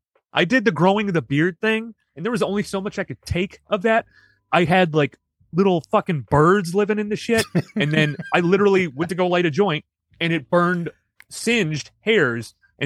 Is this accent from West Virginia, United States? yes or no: no; Chicago, Illinois, United States; I'm from originally from Chicago.